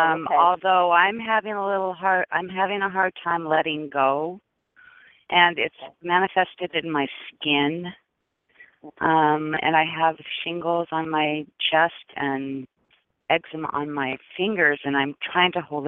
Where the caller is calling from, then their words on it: Seattle, Washington, United States; Hi, this is …. I'm from Seattle.